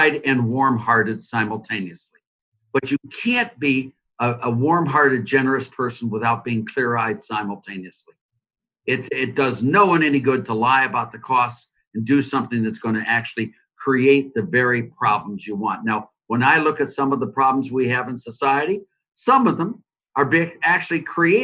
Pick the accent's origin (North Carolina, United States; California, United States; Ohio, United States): Ohio, United States; Cleveland; Cleveland, my hometown